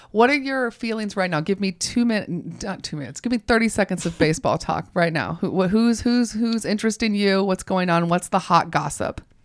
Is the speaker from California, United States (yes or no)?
no; Augusta, Georgia, United States; I'm from Augusta.